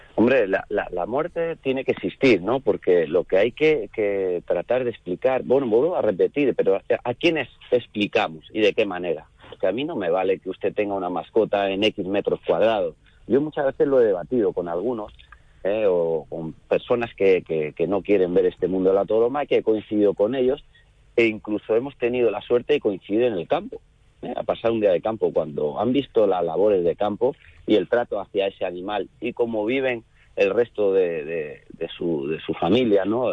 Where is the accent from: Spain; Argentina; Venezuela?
Spain; Córdoba, Andalusia; aquí en mi plaza, en mi tierra, en Córdoba